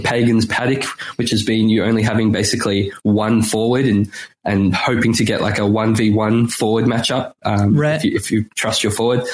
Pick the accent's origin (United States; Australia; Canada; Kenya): Australia; Melbourne, Victoria; now in Sydney, Australia; now I live in Sydney, but where I grew up in Melbourne, there's, that's in Victoria